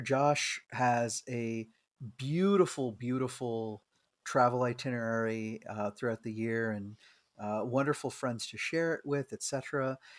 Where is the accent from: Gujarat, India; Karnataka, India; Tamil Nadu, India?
Karnataka, India; Bangalore; moved away; in my old, you know, uh, country of my origin. So not only just looking at, you know, my home state and city and everything of Bangalore